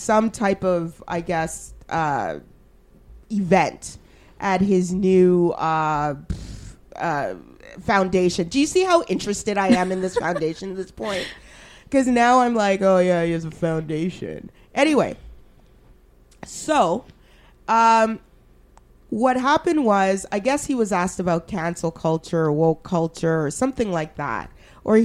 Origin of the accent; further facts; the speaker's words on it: Alberta, Canada; now in Ottawa, Canada; I grew up in Alberta